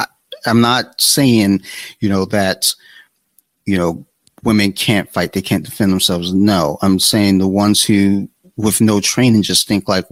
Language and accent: English; Columbia, Maryland, United States; also born or lived in Detroit, Michigan / Flint, Michigan; I'm from Detroit, but I didn't grow up in Detroit. I grew up in Columbia